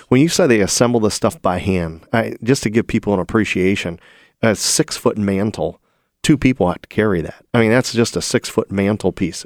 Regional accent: Toledo, Ohio, United States; Jamie Farr's hometown. Yeah, there, there it is. My hometown

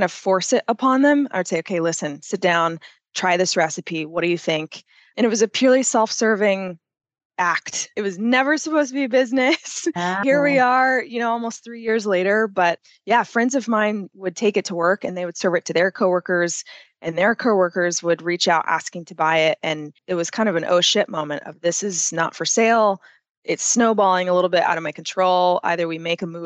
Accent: Austin, Texas, United States; also born or lived in France / Thailand / Ireland; I'm from Austin, Texas, beautiful city, warm outside, an incredible place to be from

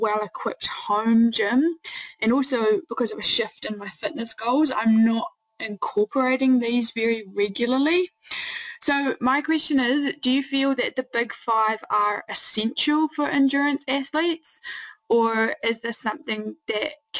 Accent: New Zealand; now in Netherlands; I'm from New Zealand but now based in the Netherlands.

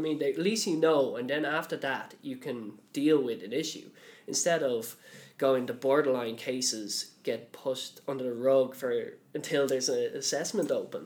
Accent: Dublin, Leinster, Ireland; I'm from Dublin

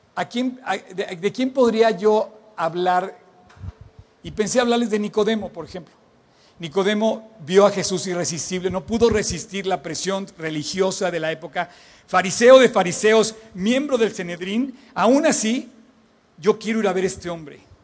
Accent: Mexico; por qué nací en México

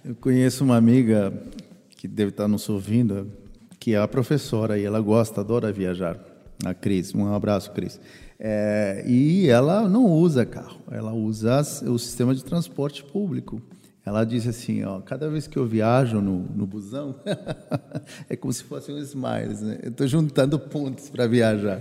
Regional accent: Peru; now in Brazil; Eu, como peruano

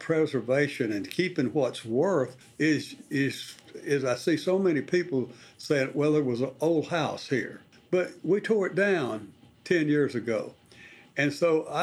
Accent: South Arkansas, United States; as a boy growing up in the South Arkansas oil fields

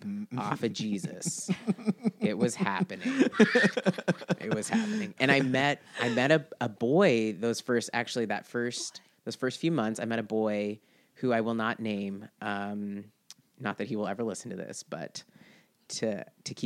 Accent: Seattle, Washington, United States; Growing up in Seattle

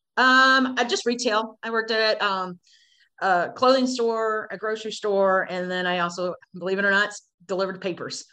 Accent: Cleveland, Ohio, United States; I was born in July, July of 77 in Cleveland, Ohio

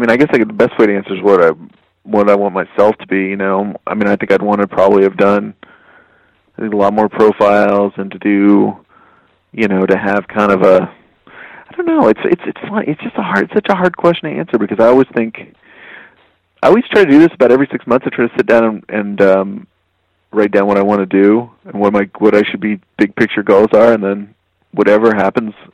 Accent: Texas, United States; moved away; as a Texan, I was already a Western person

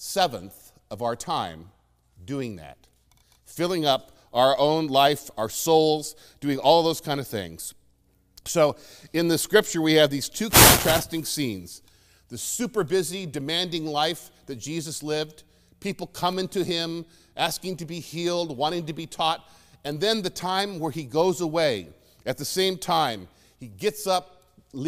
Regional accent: Phoenix, Arizona, United States; moved away as an adult; growing up in Phoenix

